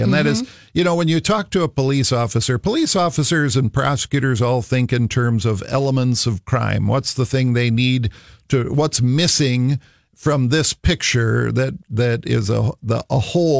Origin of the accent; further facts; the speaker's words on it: Minnesota, United States; Of course I was in Minnesota. I'm a Minnesotan.